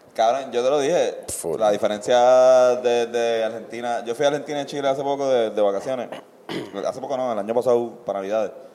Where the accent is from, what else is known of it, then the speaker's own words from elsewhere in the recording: Puerto Rico; todas las personas que escuchamos reggae y somos puertorriqueños